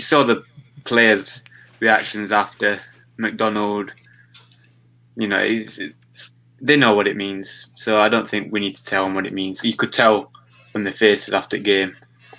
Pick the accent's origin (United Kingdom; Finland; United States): United Kingdom; Yorkshire and the Humber; I'm from Yorkshire. Do you know what I mean? We always say wing.